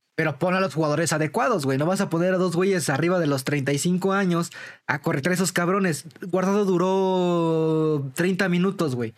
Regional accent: Mexico; hay como mexicanos

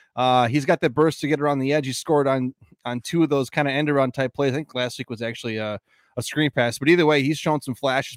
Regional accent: Green Bay, Wisconsin, United States; Sanjay and I grew up in Green Bay.

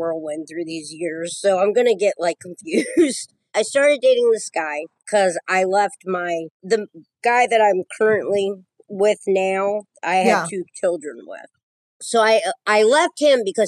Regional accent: Maryland, United States; I'm from Maryland. I live about 45 minutes from Baltimore, about 45 minutes from Philly.

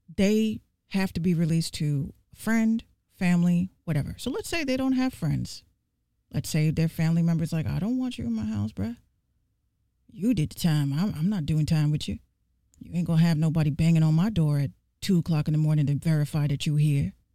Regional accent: New York City, New York, United States; I'm from the Bronx, New York

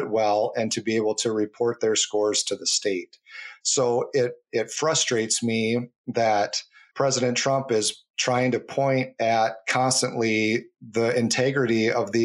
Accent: United States

